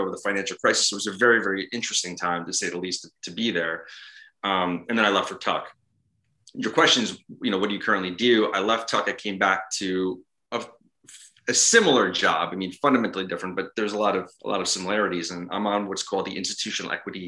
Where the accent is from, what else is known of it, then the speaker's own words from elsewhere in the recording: Ridgefield Park, New Jersey, United States; moved away as an adult; also born or lived in New York; I grew up in Richfield Park, New Jersey